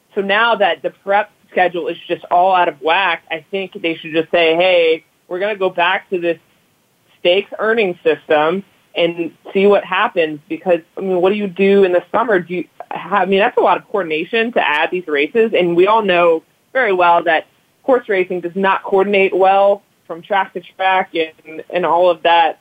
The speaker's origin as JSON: {"language": "English", "region": "Louisiana", "country": "United States", "tie": "born or raised there", "also_born_or_lived": "Cincinnati", "lives_now": "New Orleans, United States", "said": "I grew up in Louisiana"}